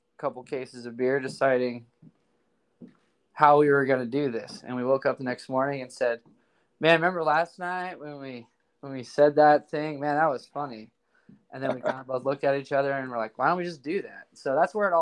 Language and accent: English; North Idaho, United States; I'm born and raised in North Idaho.